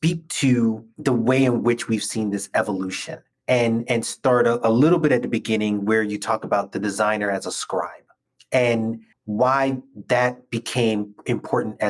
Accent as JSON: {"language": "English", "region": "New York", "country": "United States", "tie": "born or raised there", "said": "I am a New Yorker."}